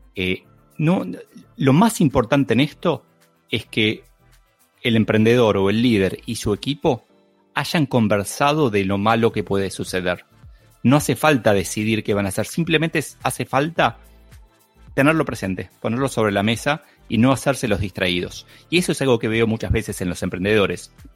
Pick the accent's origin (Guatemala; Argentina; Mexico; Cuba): Argentina; soy argentino, se me nota muchísimo